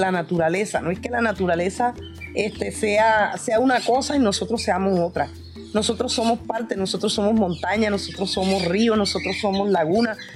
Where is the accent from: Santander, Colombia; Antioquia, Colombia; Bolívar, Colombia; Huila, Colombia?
Bolívar, Colombia; Carreto